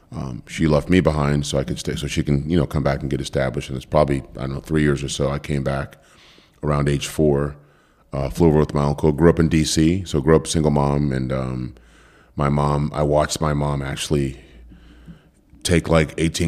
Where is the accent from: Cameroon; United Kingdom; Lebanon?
Cameroon; born there; Yeah, so just high level, I was born in Cameroon, West Africa.